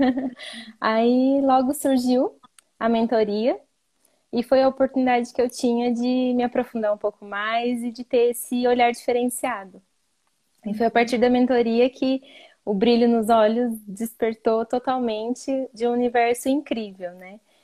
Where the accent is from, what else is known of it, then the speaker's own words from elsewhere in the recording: interior of São Paulo, Brazil; eu sou de uma cidade pequena, né, interior de São Paulo